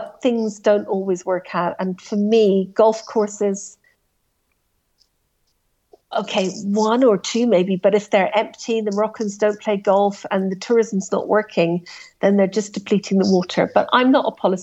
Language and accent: English; Scotland, United Kingdom; as a Scot, it's my national game